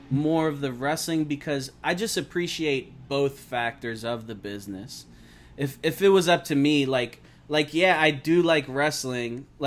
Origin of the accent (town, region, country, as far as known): Glassboro, New Jersey, United States; born or raised there; now in Philadelphia, United States